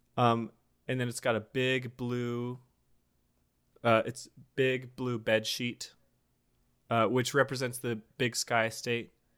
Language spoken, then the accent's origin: English; Montana, United States; we're both from Montana